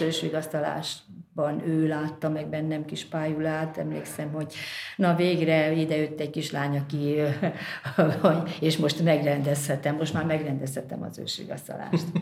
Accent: Brașov, Brașov County, Romania; moved away; ott van Brassóban, onnan én származom

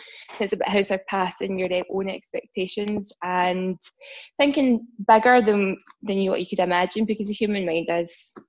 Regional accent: Glasgow, Scotland, United Kingdom; I'm from Glasgow.

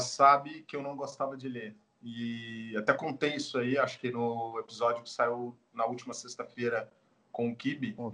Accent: Goiânia, Goiás, Brazil; eu que sou natural de Goiânia

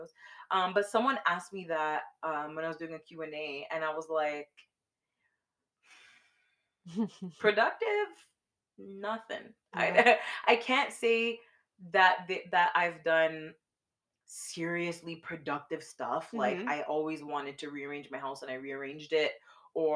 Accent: Canada; we're from Canada

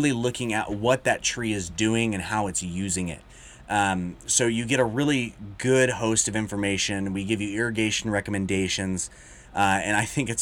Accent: Chowchilla, California, United States; moved away as an adult; now in Sacramento, United States; I'm from Chowchilla

